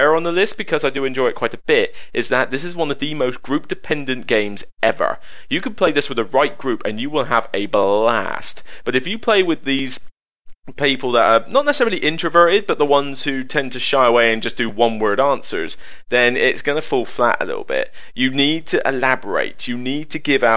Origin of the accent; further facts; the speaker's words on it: West Country, South West England, United Kingdom; accent: West Country; I'm from the West Country, if you not notice the accent